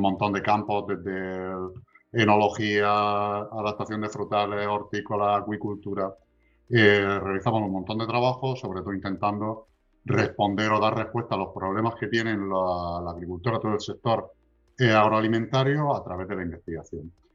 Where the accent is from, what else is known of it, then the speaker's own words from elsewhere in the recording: Region of Murcia, Spain; somos la región de Murcia